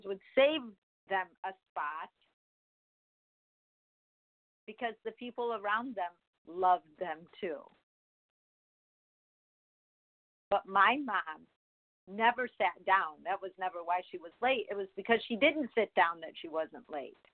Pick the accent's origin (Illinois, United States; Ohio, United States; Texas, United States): Illinois, United States; Chicago; when I was growing up in Chicago